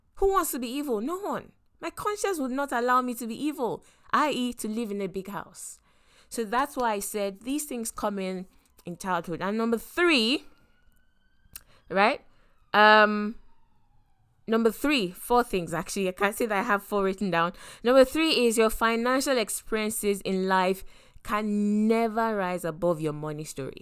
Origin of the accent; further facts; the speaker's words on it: Lagos, Nigeria; I grew up in Lagos and specifically in Yaba.